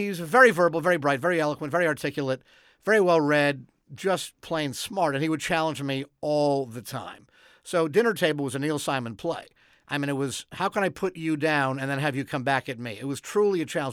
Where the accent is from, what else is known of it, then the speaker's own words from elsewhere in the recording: Montreal, Quebec, Canada; moved away as an adult; now in Los Angeles, United States; growing up in Montreal